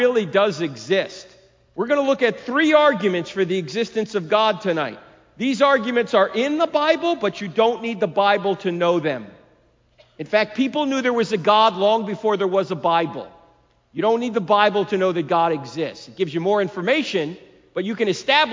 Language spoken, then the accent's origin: English; New Jersey, United States; moved away; I'm originally from New Jersey